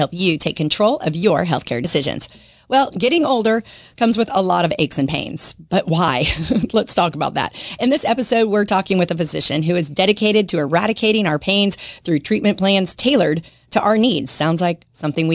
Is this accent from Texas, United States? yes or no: yes; Dallas, Texas, United States; now in Jacksonville, United States; I grew up in Dallas